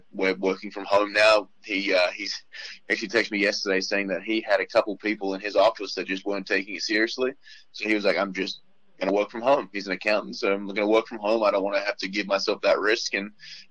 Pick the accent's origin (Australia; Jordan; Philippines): Australia; now in United States; my hometown, about 15 minutes away from where I grew up